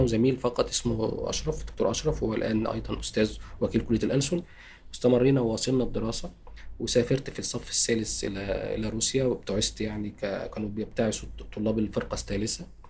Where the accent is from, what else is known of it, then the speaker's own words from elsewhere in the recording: Tanta, Gharbia, Egypt; moved away; أنا أصلا من طنطا